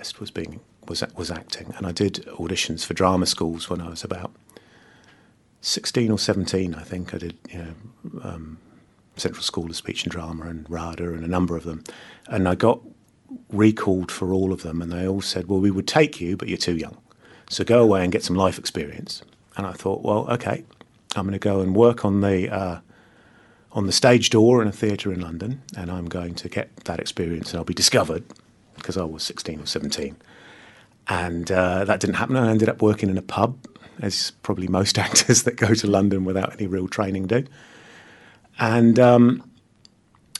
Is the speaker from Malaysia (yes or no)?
yes; Kuala Lumpur, Malaysia; I was born in Malaysia, in Kuala Lumpur, or just outside of Kuala Lumpur